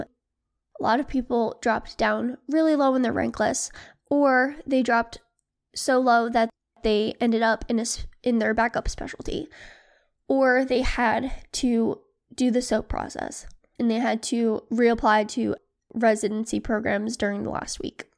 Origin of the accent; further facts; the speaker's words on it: Philadelphia, Pennsylvania, United States; moved away; I matched at a program in Philly, uh, which is where I'm from